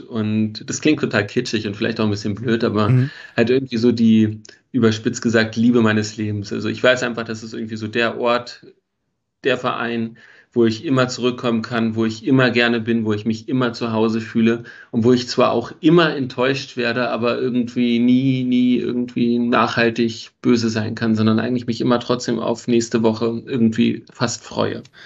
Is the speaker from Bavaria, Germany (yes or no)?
no; Berlin, Germany; moved away as an adult; also born or lived in Frankfurt (Oder); now in Vienna, Austria; geboren äh, wurde ich in Wilmersdorf, bin dann in Steglitz und Zehlendorf groß geworden